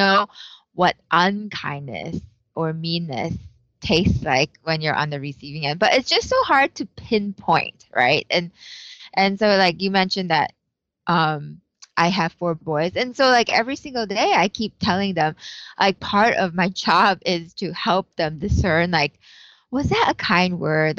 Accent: Malaysia; moved away as an adult; also born or lived in Iowa, United States; now in Chicago, United States; I'm from Malaysia.

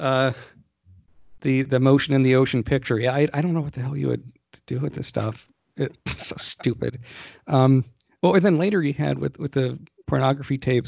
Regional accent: Georgia, United States; I grew up in Georgia at that time

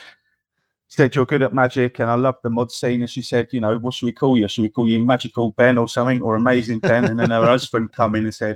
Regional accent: Crawley, South East England, United Kingdom; moved away as an adult; also born or lived in Redhill; now in Belfast, United Kingdom; all my life, I was a Crawley boy.

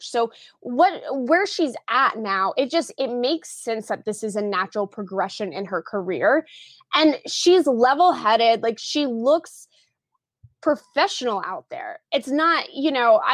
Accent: Tulsa, Oklahoma, United States; also born or lived in Brooklyn, New York; now in New York, United States; I'm currently based out of Brooklyn, New York, but I am from the Tulsa, Oklahoma area.

